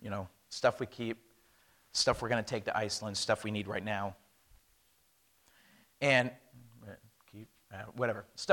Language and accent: English; United States; moved away as an adult; I am an American